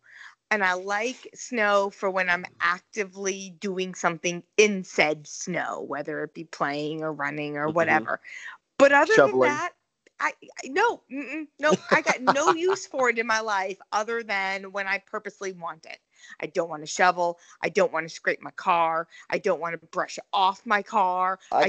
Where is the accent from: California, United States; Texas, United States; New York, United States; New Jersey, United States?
New Jersey, United States; also born or lived in Missouri; But, like, you know, I grew up in New Jersey. I know how to drive in the snow. But even when I lived in Missouri, people drive like morons.